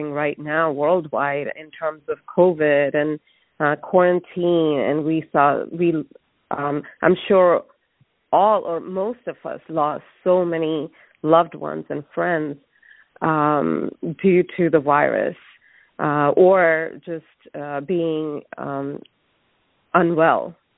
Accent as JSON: {"language": "English", "country": "India", "moved": "yes", "said": "I'm originally from India, and we don't view death, at least in my family and what I was surrounded by, even as a child, it's open"}